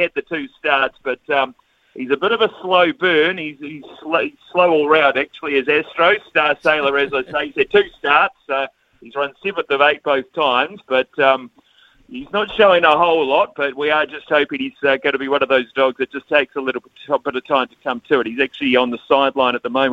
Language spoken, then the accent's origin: English; Palmerston North, Manawatū-Whanganui, New Zealand; growing up in Palmerston North